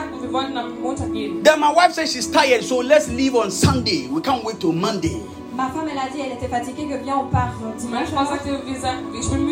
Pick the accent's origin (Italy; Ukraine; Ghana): Ghana; Oh Ghana